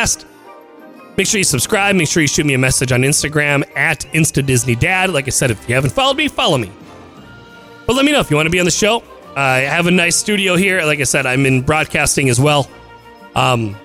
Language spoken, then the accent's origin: English; Midwest, United States; I'm from the Midwest